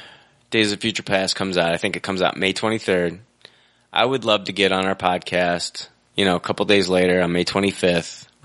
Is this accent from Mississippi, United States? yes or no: yes; Mississippi, United States; also born or lived in Alabama / Florida; I guess from being down south, my dad's from Louisiana. I'm from Mississippi, Alabama, Florida.